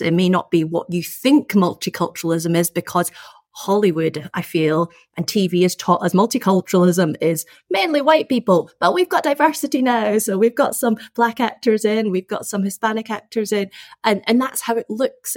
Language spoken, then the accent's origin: English; Scotland, United Kingdom; I was born and brought up in Scotland